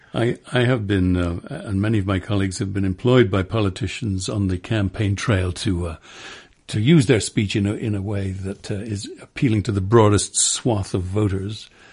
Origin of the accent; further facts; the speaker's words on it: London, United Kingdom; as a Londoner